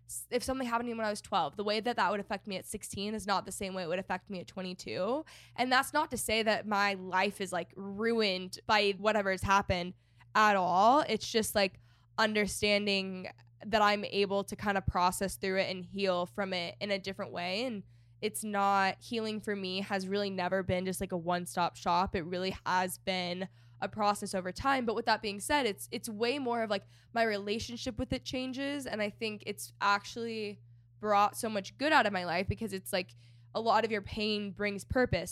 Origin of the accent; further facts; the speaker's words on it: Texas, United States; moved away as an adult; also born or lived in Los Angeles, California; I was living in LA for the past 5 years and I'm from Texas and I just bought a house in Texas.